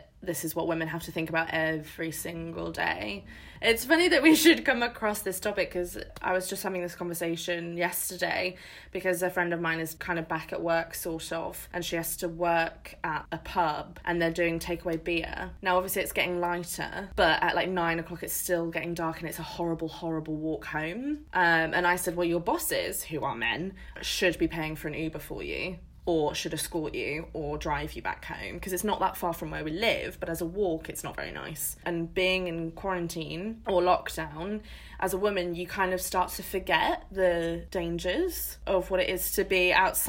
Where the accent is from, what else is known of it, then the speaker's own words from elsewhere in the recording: England, United Kingdom; we are English